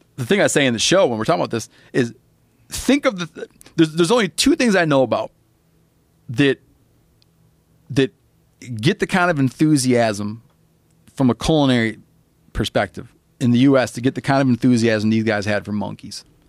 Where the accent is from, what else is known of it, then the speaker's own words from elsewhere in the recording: Michigan, United States; moved away; I was brought up in Michigan